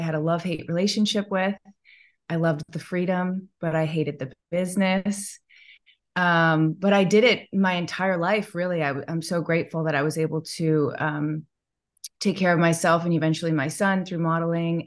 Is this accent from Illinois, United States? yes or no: yes; Chicago, Illinois, United States; I grew up in Chicago